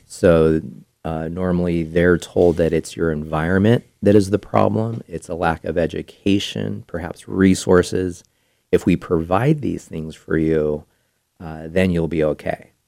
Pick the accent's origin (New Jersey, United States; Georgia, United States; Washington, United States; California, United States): California, United States; Bay Area; moved away as an adult; now in Placer County, United States; I grew up in the Bay Area